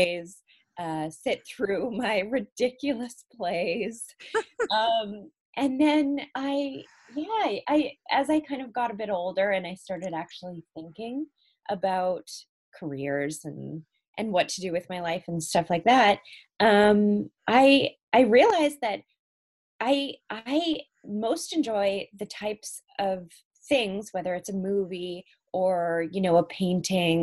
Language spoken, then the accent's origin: English; Cranbrook, British Columbia, Canada; also born or lived in South Africa; I grew up in a really small town in Canada called Cranbrook